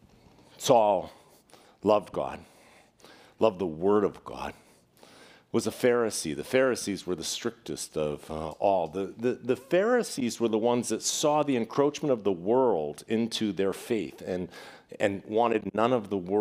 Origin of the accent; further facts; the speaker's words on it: Boston, Massachusetts, United States; when I was growing up in Boston